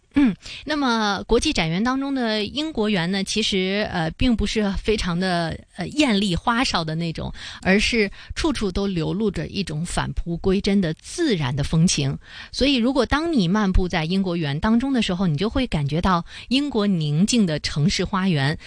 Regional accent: Beijing, China; 北京源，应该说呢，这也是我家乡的一个展馆啊

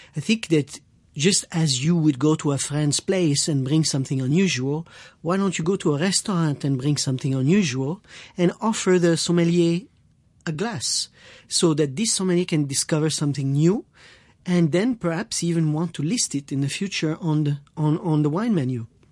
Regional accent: Quebec, Canada; I am French Canadian uh, from Quebec.

